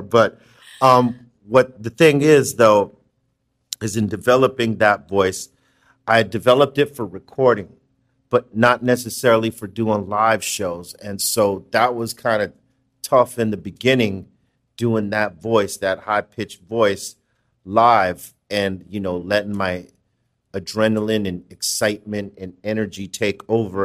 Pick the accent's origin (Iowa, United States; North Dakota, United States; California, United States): California, United States; Los Angeles; from L